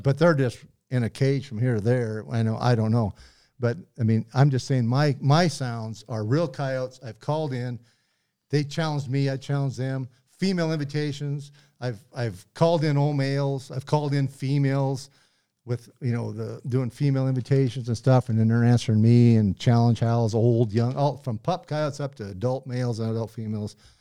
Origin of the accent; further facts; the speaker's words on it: Butte, Montana, United States; I grew up in Butte